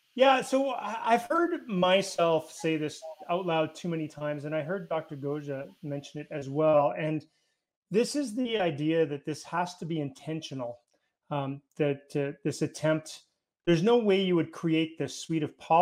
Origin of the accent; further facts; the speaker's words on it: Canada; Well, it can't happen here because we're Canadian.